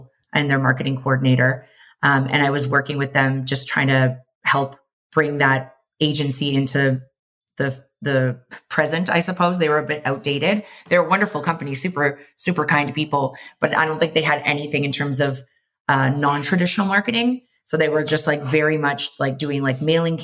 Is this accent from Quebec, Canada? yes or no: no; Mississauga, Ontario, Canada; moved away as an adult; also born or lived in London, Ontario / Toronto, Canada; now in Vancouver, Canada; I was born and raised just outside of Toronto, Ontario, in Mississauga